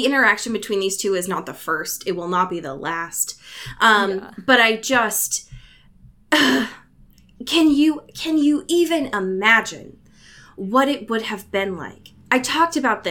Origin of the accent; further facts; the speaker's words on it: Oregon, United States; I grew up in Oregon